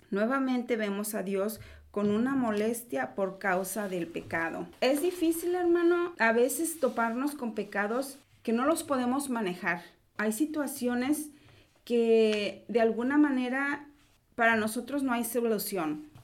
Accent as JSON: {"language": "Spanish", "country": "Mexico", "said": "nosotros lo vemos porque, bueno, nosotros somos de México"}